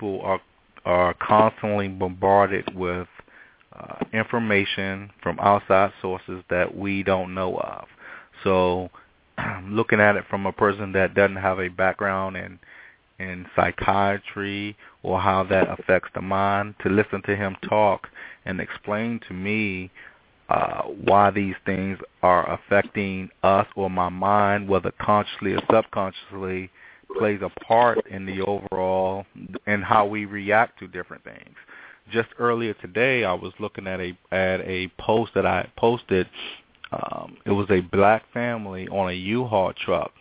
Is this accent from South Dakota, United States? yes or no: no; Washington, District of Columbia, United States; I'm originally from Washington, D.C. I was born and raised here